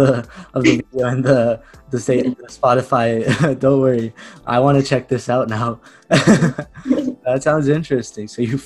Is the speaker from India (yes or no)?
yes; India; Being an Indian, I think mangoes, you're going to love them.